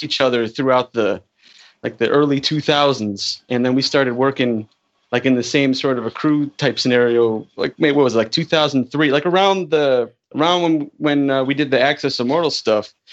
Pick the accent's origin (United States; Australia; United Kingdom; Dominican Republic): United States; Chicago, Illinois; I'm from Chicago